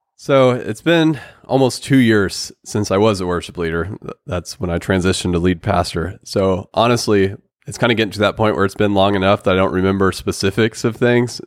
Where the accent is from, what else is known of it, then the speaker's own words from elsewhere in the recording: Oklahoma, United States; we're from Oklahoma